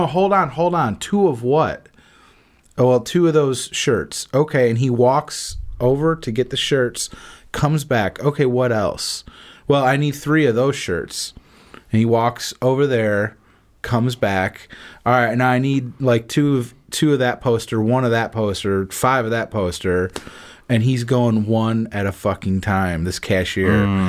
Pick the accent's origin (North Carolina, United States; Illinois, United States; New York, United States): Illinois, United States; Mundelein; moved away as an adult; now in Florida, United States; I went up to my hometown. Mm-hmm. So Mundelein.